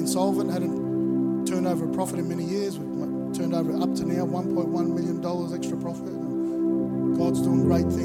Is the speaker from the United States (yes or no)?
no; Melbourne, Victoria, Australia; now in Gold Coast, Australia; I grew up in Melbourne